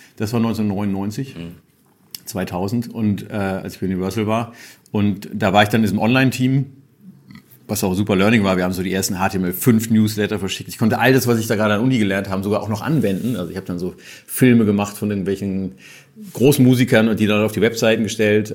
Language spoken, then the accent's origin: German; Hamburg, Germany; Ich bin Hamburger